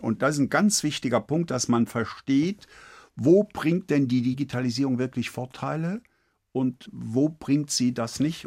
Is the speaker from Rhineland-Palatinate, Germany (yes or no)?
yes; Eifel, Rhineland-Palatinate, Germany; accent: Eifel Platt; moved away; ich mich aus dem kleinen Eifeldorf in die Welt Globalia emporgearbeitet